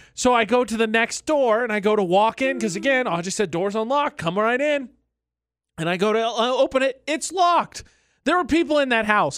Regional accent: Lafayette, Indiana, United States; born or raised there; moved away

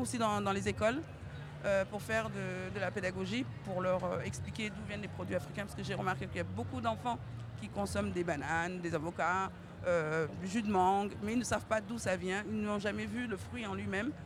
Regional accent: Lyon, Auvergne-Rhône-Alpes, France; Et puis j'ai grandi à Lyon, donc la Teranga, Lyon

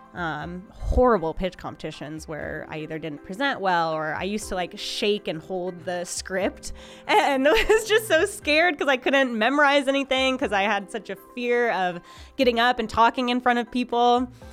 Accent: Minnesota, United States; now in Lincoln, United States; I am originally from Minnesota

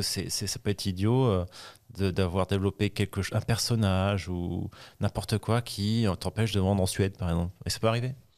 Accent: Paris, Île-de-France, France; je suis parisien, je suis latin, je suis français

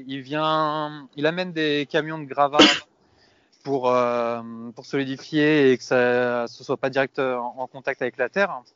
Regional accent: Rueil-Malmaison, Île-de-France, France; moved away as an adult; also born or lived in Madrid, Spain / Asturias, Spain; now in Spain; je viens à la base de région parisienne, Roy-Malmaison

